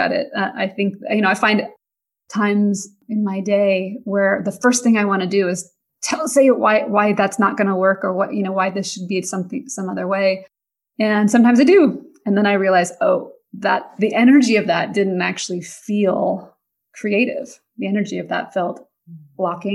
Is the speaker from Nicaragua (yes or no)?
no; Pacific Northwest, United States; moved away; my upbringing, growing up in the Pacific Northwest